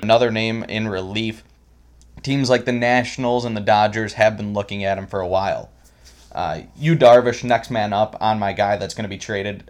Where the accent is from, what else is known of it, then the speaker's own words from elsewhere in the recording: Chicago, Illinois, United States; my hometown, Chicago